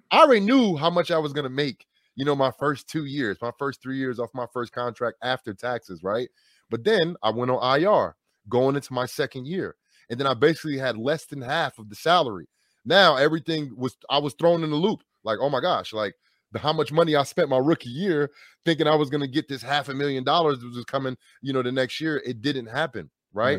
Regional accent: New York, New Jersey, United States; moved away as an adult; also born or lived in Wisconsin; drafted by the New York Giants at a high round draft pick, in my hometown

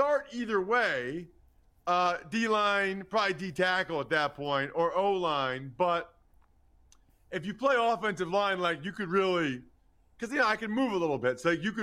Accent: Reading, Pennsylvania, United States; moved away as an adult; my hometown, Reading, Pennsylvania.

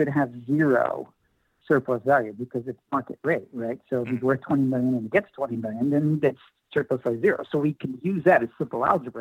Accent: California, United States; I'm an Oakland A's fan, born and raised in California

